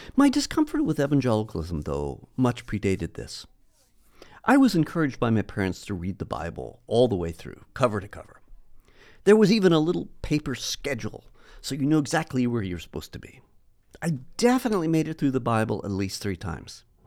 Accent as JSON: {"language": "English", "country": "United States", "tie": "born or raised there", "said": "growing up in the States"}